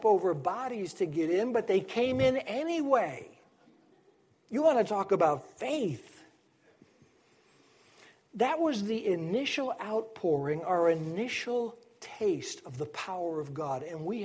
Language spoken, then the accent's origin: English; Manchester, Connecticut, United States; I grew up in Manchester